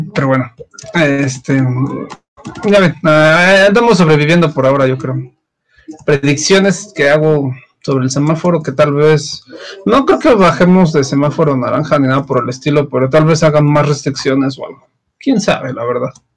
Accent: Mexico; como buen mexicano que soy

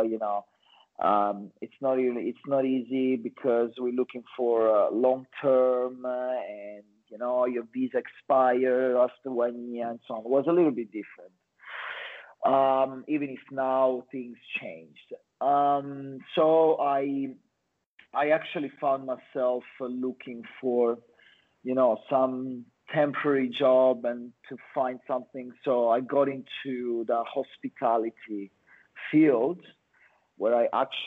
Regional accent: Calabria, Italy; English is a second language; moved away as an adult; now in Australia; I'm actually from Italy, from the south, from a little town in Calabria.

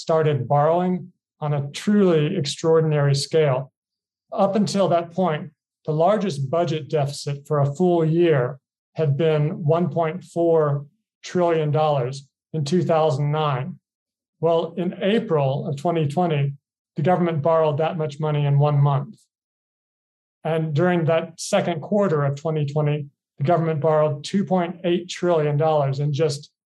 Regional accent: Kentucky, United States; moved away as an adult; also born or lived in Boston / Hong Kong / Singapore; now in Thailand; I'm an American. I grew up in Kentucky

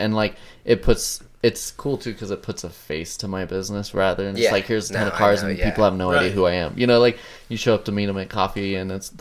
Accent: Nephi, Utah, United States; I was raised in Nephi. It's a little small 5,000 person town.

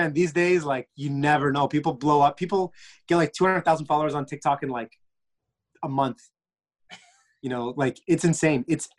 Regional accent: Egypt; I'm Egyptian.

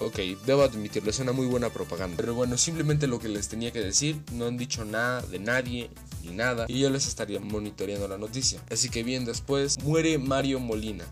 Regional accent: State of Mexico, Mexico; soy del Estado de México

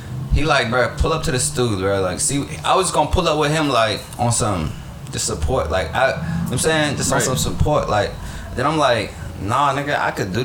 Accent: Pittsburgh, Pennsylvania, United States; I'm from Pittsburgh, but I'm really from the H

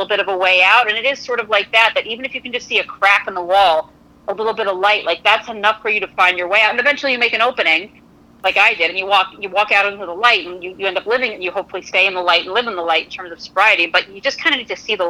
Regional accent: Connecticut, United States; I'm from Connecticut, not Kentucky

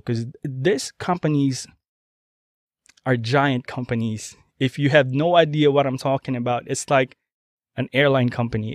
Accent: Philippines; now in United States; I'm a Filipino

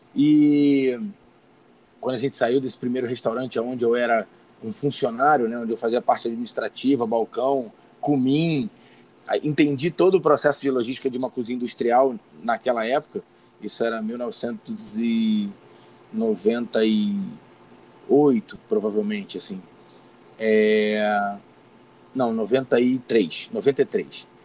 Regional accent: Rio de Janeiro, Brazil; now in Teresópolis, Brazil; eu sou natural do Rio de Janeiro mesmo, mas estou há 34 anos aqui na Serra Fluminense, em Teresópolis

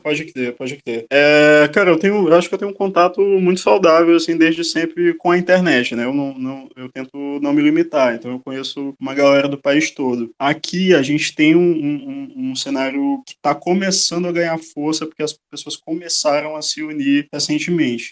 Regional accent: São Luís, Maranhão, Brazil; also born or lived in Bom Jardim, Maranhão; eu sou nascido em Bom Jardim, é uma cidade mínima aqui do interior do Maranhão, mas muito cedo os meus pais trouxeram a família para São Luís e eu moro aqui no São Francisco basicamente desde que eu me entendo por gente

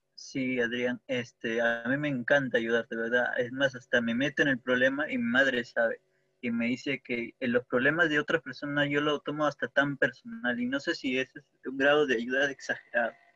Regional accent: Peru; soy de Perú

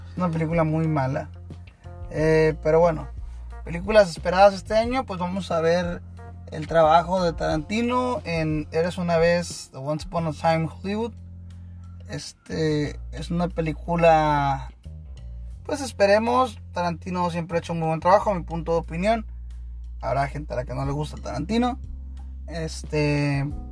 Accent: Tijuana, Baja California, Mexico

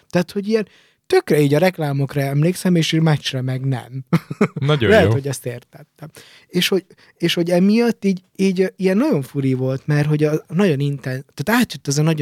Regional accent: Hungary; De hát tudod, én magyarként...

